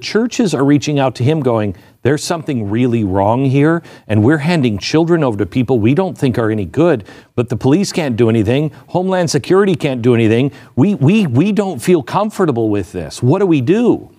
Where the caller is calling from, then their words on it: New Mexico, United States; I'm in America. I'm calling from New Mexico, and I am seeing sex trafficking worse than I've ever seen.